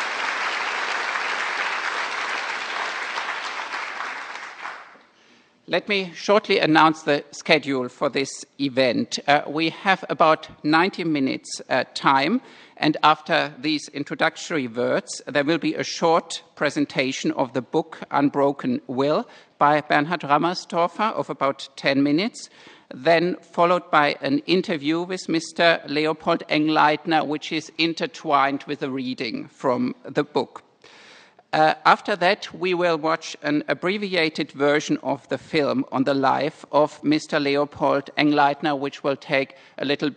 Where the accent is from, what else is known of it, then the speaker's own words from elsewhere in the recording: Graz, Styria, Austria; moved away as an adult; now in Stanford, United States; I am from Graz in Austria and currently at Stanford as the Austrian visiting chair professor.